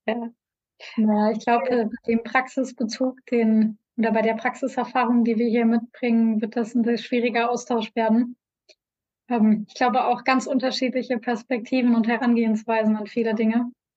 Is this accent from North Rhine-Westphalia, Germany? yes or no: yes; North Rhine-Westphalia, Germany; als Deutscher und hier als, als NRWler, als Westler